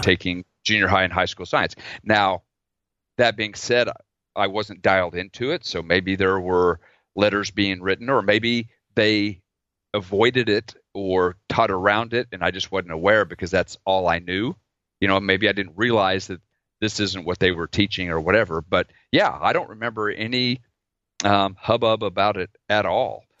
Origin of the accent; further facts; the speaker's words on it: Oklahoma, United States; I grew up in Oklahoma